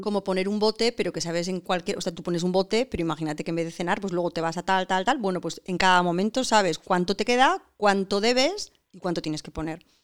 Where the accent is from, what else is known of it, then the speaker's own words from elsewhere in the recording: San Sebastián, Basque Country, Spain; somos todos donostiarras